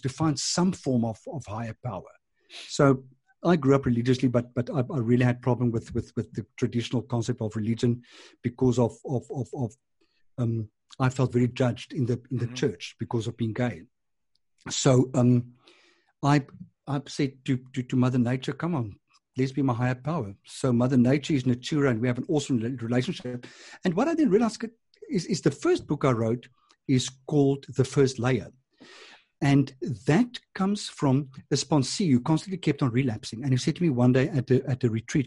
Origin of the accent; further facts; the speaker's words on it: Transvaal, South Africa; moved away as an adult; now in Cape Town, South Africa; I was from Transvaal